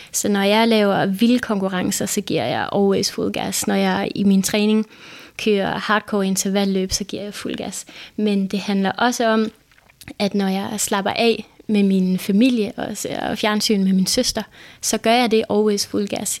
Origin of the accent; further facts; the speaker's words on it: Denmark; jeg var fra Danmark